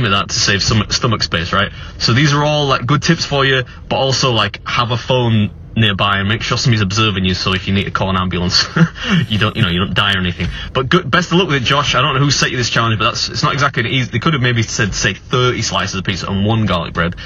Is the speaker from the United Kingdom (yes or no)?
yes; England, United Kingdom; I'm English